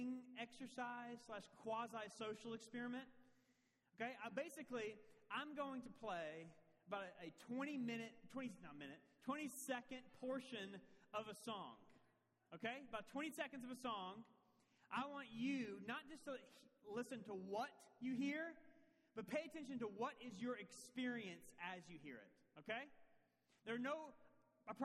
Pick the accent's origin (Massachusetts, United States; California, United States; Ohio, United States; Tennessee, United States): Tennessee, United States; I hail from Tennessee